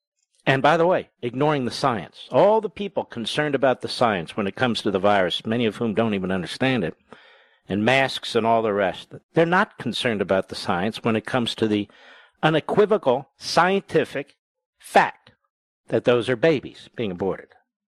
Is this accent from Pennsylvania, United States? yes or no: yes; Philadelphia, Pennsylvania, United States; I'm from Philadelphia. The pictures I see and from friends of mine back there, they've never seen anything like this.